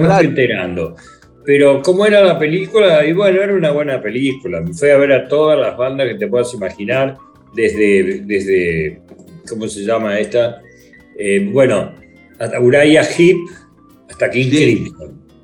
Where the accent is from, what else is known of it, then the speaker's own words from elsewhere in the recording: Argentina; also born or lived in London; en mi país, donde soy conocido